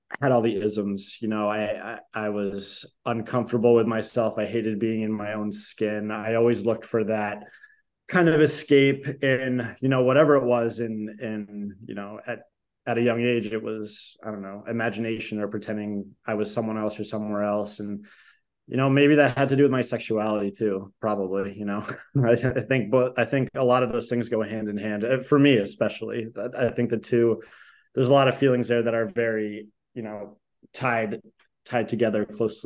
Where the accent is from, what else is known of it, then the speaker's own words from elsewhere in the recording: New Hampshire, United States; moved away as an adult; also born or lived in Dorchester, Boston, Massachusetts; now in Boston, United States; I'm originally from New Hampshire. I've lived in Boston since 2014, mostly in Dorchester.